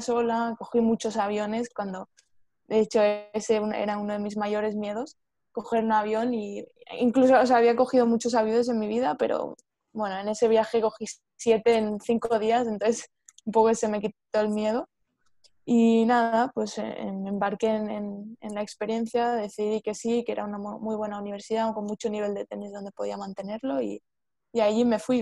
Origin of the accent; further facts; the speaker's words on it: Spain; yo soy de España